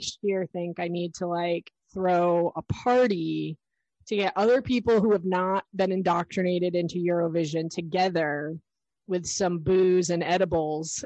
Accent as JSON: {"language": "English", "country": "United States", "said": "as an American"}